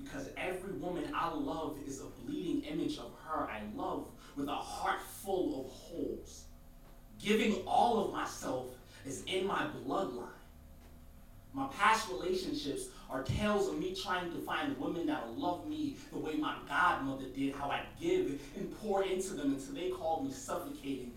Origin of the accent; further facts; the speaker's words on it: New York City, New York, United States; I'm from Brooklyn